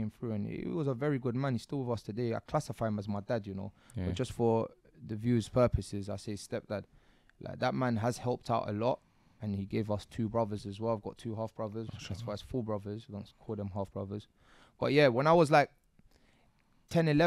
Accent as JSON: {"language": "English", "region": "London", "country": "United Kingdom", "tie": "born or raised there", "said": "I was born in Chelsea Hospital."}